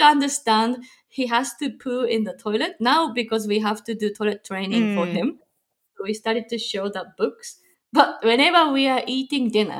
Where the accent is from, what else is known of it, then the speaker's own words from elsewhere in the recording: Japan; also born or lived in Chicagoland, Illinois, United States; now in Chicago, United States; I'm from Japan, but currently live in Chicagoland, Illinois, USA